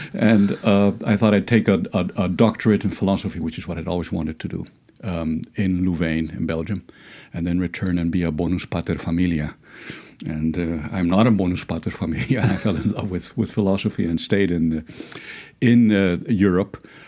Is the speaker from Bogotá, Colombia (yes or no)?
no; Cali, Valle del Cauca, Colombia; moved away; I studied at an American school in, in Cali, where I was born